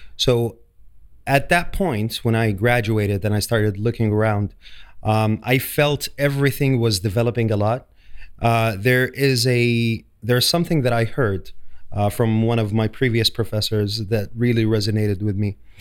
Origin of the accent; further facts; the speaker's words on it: Saudi Arabia; moved away as an adult; now in London, United Kingdom; I'm from Saudi Arabia. Um, I was trained back in Saudi Arabia